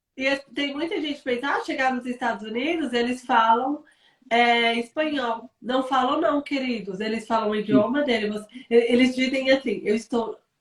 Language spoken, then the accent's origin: Portuguese; São Paulo, Brazil; moved away; eu sou paulista